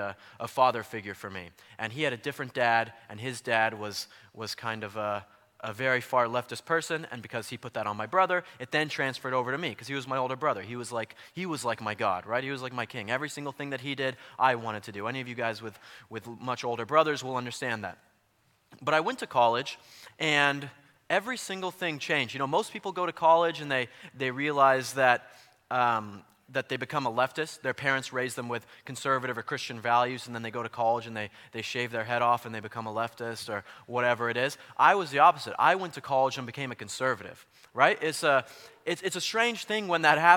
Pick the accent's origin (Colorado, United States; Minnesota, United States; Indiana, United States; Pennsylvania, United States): Colorado, United States; now in California, United States; So I'm from Colorado